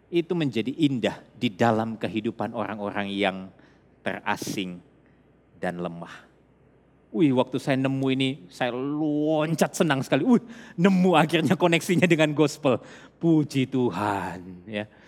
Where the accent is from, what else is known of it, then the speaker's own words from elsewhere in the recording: Makassar, South Sulawesi, Indonesia; kalau saya besar di Makassar, saya lahir di Makassar.